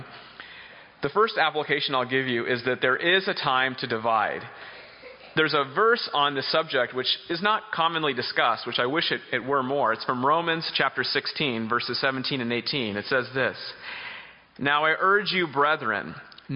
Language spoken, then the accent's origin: English; Boston, Massachusetts, United States; I'm from Boston, Massachusetts